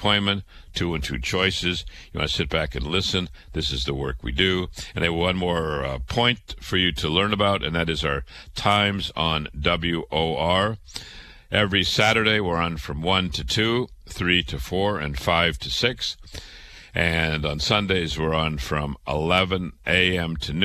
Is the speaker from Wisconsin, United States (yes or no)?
no; Waterloo, Iowa, United States; I was born in Waterloo, Iowa, went to public school, went to university, went to medical school.